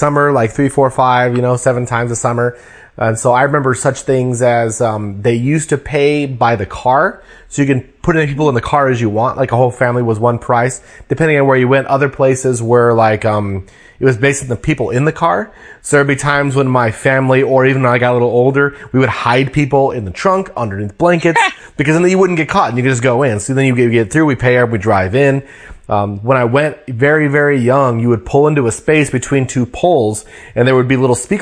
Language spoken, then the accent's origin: English; Colorado, United States; now in Washington, United States; my hometown